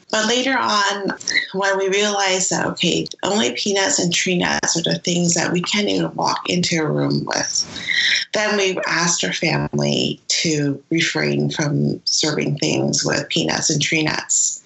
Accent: San Francisco, California, United States; a Chinese American person growing up in San Francisco

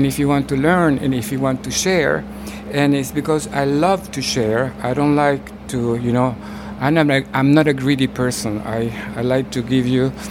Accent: Honduras; moved away; I was born in Central America, Honduras

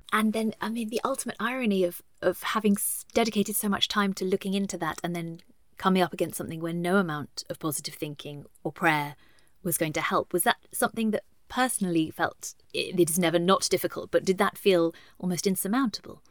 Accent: United Kingdom

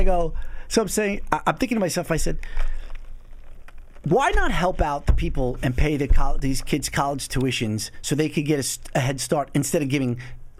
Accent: United States; I'm an American

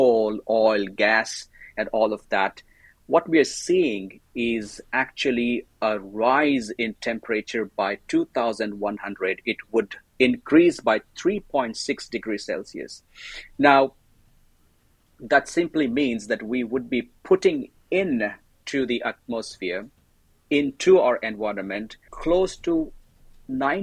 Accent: India; moved away as an adult; also born or lived in Pune, India / Thailand; now in Canada; I am an Indian

